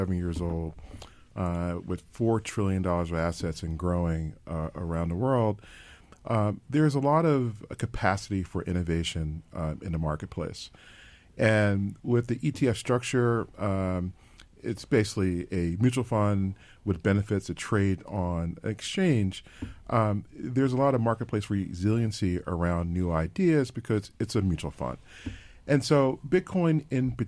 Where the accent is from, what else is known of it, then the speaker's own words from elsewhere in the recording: Philadelphia, Pennsylvania, United States; I am a born and bred in Philadelphia